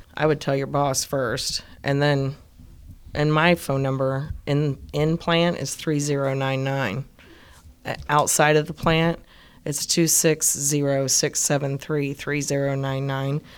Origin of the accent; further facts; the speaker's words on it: Ohio, United States; moved away; I'm from Ohio, and they didn't have a lot of resources